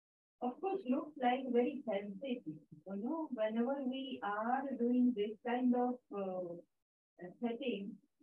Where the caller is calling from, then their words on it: Sweden; So that was my daughter, and we're calling from Sweden